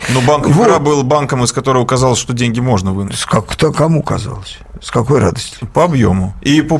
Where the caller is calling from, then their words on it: Stavropol, Stavropol Krai, Russia; из Ставрополя, э, простите.